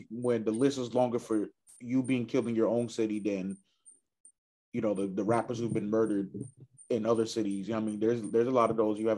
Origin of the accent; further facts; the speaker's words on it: Chicago, Illinois, United States; it's crazy that in Chicago, growing up in Southside Chicago, that uh hitting, you know, turning 18 is like a milestone